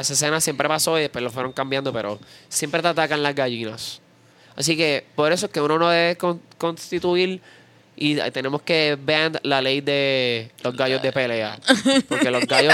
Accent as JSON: {"language": "Spanish", "country": "Puerto Rico", "said": "nosotros los puertorriqueños."}